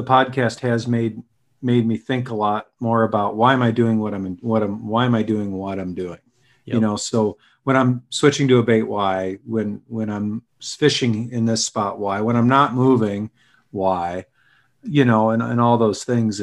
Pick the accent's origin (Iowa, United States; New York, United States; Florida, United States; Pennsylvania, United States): Iowa, United States; outside of Carroll, Western; moved away; also born or lived in Minnesota; I grew up outside of Carroll